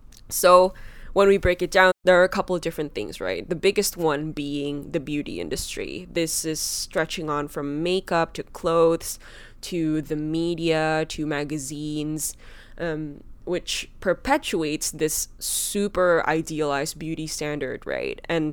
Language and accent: English; Indonesia; Because I grew up in Indonesia, I grew up as a Chinese Indonesian, one of the things they prided the most was being white